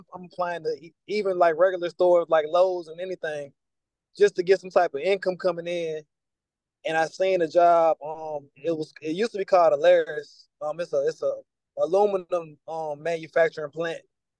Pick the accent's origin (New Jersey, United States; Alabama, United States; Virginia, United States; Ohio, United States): Virginia, United States; also born or lived in Georgia / Kentucky / North Carolina; I'm from Virginia, but I've been all over the place. My mom, she was in the military. I've lived with certain family members as a teenager, Georgia, Kentucky, North Carolina.